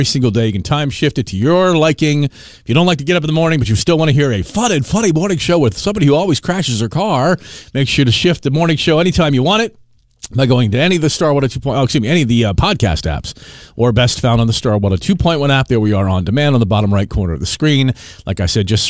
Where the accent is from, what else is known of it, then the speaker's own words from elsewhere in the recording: Arlington, Virginia, United States; when I was a kid, I grew up in Arlington, Virginia